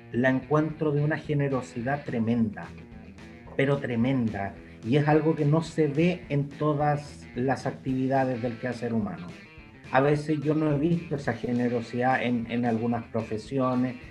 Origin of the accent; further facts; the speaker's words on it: Santiago, Santiago Metropolitan Region, Chile; yo soy de Santiago Centro